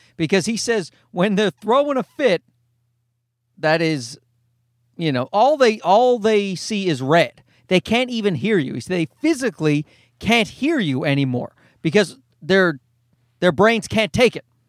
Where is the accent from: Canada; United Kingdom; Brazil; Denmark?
Canada; as a Canadian